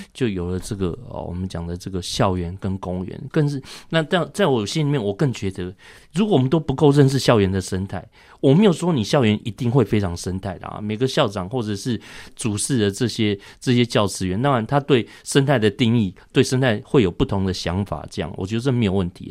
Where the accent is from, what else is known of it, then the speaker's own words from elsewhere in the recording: Taiwan; 我们台湾人